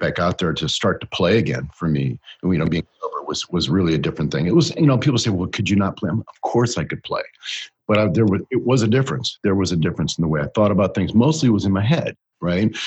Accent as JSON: {"language": "English", "region": "Northeast Ohio", "country": "United States", "tie": "born or raised there", "said": "I grew up in Northeast Ohio"}